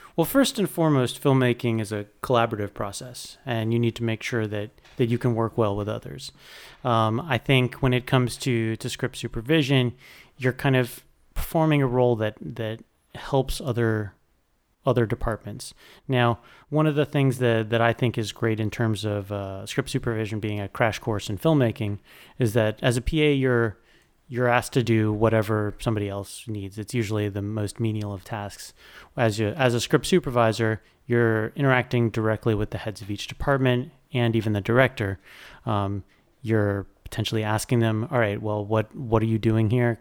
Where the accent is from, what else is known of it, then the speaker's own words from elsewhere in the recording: South Florida, United States; also born or lived in New York; growing up in South Florida